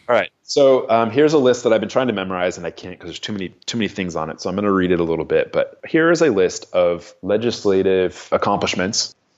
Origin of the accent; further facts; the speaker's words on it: Arizona, United States; moved away as an adult; also born or lived in New Jersey; now in New Hampshire, United States; I grew up in Arizona, um, and then I left, uh, there in the early nineties